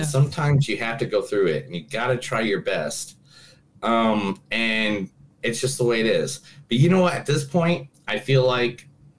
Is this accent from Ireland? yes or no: yes; Ireland; because I'm Irish.